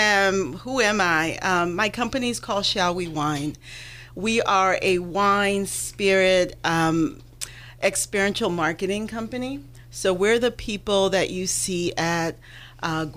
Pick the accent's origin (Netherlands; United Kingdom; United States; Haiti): Haiti; moved away; I grew up in Haiti